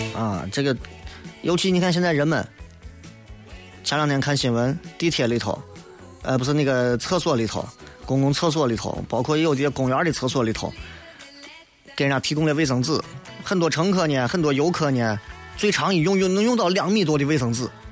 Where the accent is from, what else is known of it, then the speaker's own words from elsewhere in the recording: Xi'an, Shaanxi, China; accent: Xi'an dialect; 这里是F M一零四连三西安交通旅游广播